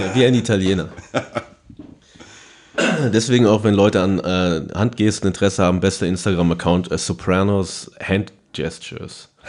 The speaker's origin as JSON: {"language": "German", "town": "Paderborn", "region": "North Rhine-Westphalia", "country": "Germany", "said": "bei uns in Paderborn"}